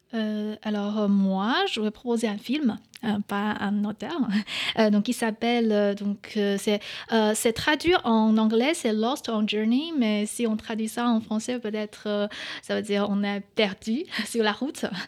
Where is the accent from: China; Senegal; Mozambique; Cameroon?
China; Northeast China; French is a second language; moved away as an adult; also born or lived in Paris, France; now in France; je viens du nord-est de la Chine et chez nous, on a aucun euh, dialecte euh, dans ma région